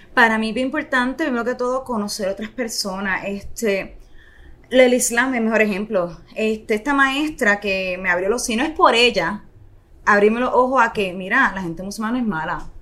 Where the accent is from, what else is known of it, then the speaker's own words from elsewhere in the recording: Ponce, Puerto Rico; also born or lived in Indonesia; yo siempre soy bien orgullosa de Ponce